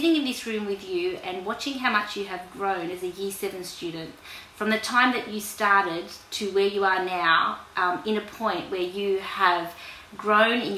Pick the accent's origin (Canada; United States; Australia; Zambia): Australia; I was born in Australia